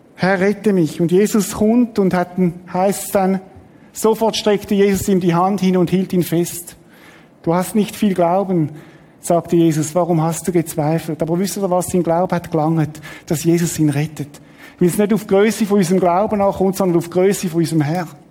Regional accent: Switzerland; wir sind halt so als Schweizer

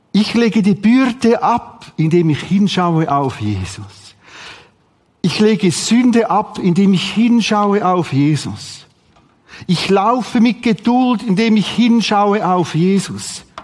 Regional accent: Rothrist, Aargau, Switzerland; Ich bin aufgewachsen in Rotrist. Bis zum sechsten Schuljahr.

